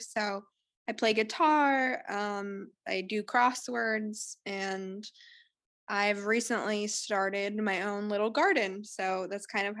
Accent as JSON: {"language": "English", "town": "Phoenix", "region": "Arizona", "country": "United States", "said": "I'm from Phoenix, Arizona, so it gets pretty toasty over here."}